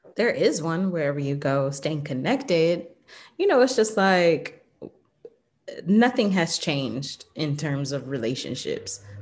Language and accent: English; Southern Illinois, United States; moved away as an adult; also born or lived in Atlanta, Georgia / El Salvador / Jamaica; I was born in Illinois, Southern Illinois, uh, in a small town